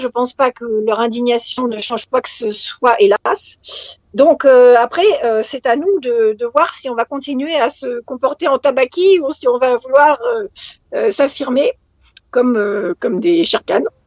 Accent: France; en tant que française

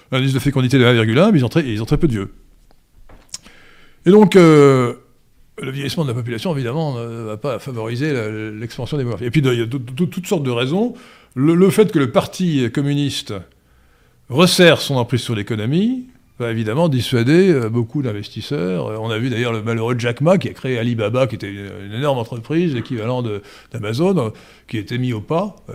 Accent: France; Alors, en, Occident, chez nous en France, on a multiplié par 10 ou 20 les vrais chiffres du Covid

